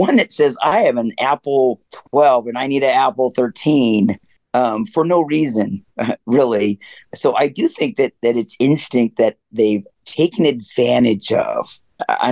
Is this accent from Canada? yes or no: yes; Canada; I'm coming from the reservation and obviously we have a cooperative, but we don't really have money. So there's nobody's keeping up with anybody really in that regard. And we're Canadian Indian